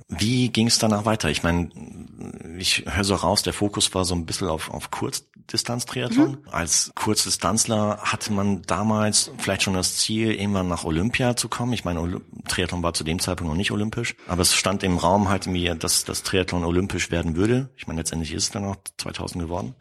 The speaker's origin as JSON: {"language": "German", "area": "Sauerland", "region": "North Rhine-Westphalia", "country": "Germany", "moved": "yes", "lives_now": "Munich, Germany", "said": "ich komme auch aus dem Sauerland"}